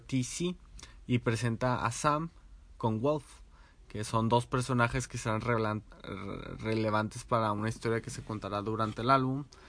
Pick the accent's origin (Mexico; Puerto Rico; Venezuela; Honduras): Mexico; García, Nuevo León; now in Monterrey, Mexico; soy de García, pero mayormente vivo en Monterrey